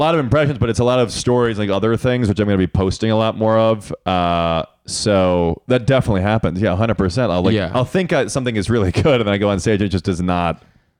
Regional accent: Chicago, Illinois, United States; I grew up in Chicago.

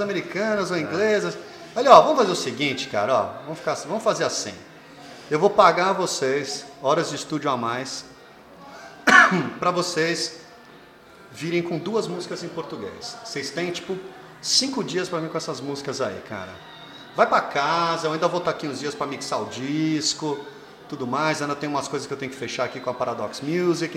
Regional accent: Alphaville, São Paulo, Brazil; also born or lived in United States / Rio de Janeiro; eu fui criado em Alphaville

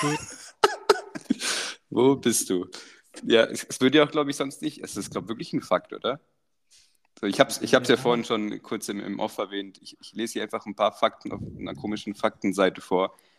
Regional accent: Croatia; now in Germany; wo wir aufgewachsen sind in Kroatien

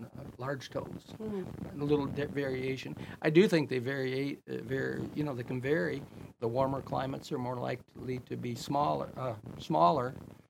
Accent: Greenville, Michigan, United States; moved away as an adult; now in West Branch, United States; I'm from Greenville, Stanton, Sheridan area.

